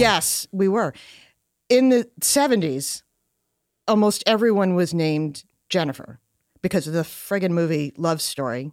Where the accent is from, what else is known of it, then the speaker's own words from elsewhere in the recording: Long Island, New York, United States; I grew up on Long Island